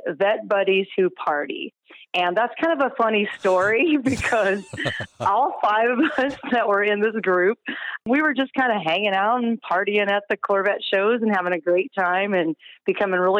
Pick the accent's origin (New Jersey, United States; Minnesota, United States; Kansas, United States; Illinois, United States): Kansas, United States; we're from Kansas